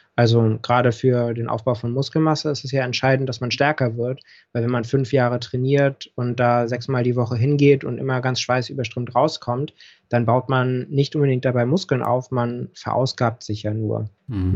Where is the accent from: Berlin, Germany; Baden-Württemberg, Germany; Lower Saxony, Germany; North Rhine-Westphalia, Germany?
Berlin, Germany; also born or lived in Hamburg; ich bin in Berlin auch geboren. Mhm. Geburtsurkunde steht auch Westberlin